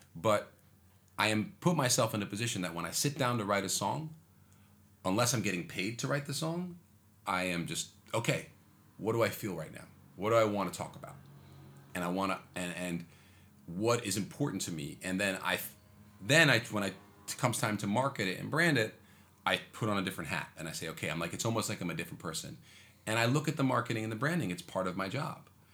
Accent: New York City, New York, United States; I was born in Manhattan. Yeah. I'm like a, I'm a true New Yorker.

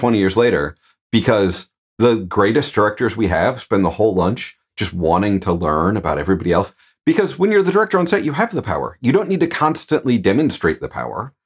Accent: Midwest, United States; I'm a dude from the Midwest

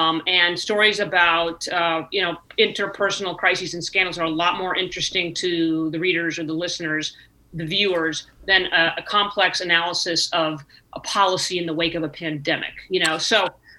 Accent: California, United States; I was young. I was 31. I was the first woman, and I was from California, right?

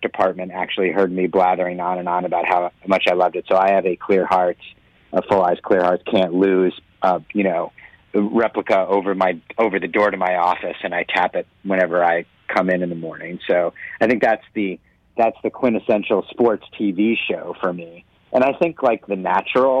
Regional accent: northern New Jersey, United States; I was born in New Jersey, in northern New Jersey, just over the George Washington Bridge.

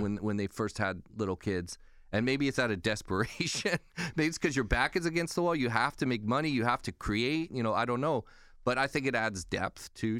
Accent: California, United States; now in New York, United States; we're both from California. We're both Californians in exile. here in New York

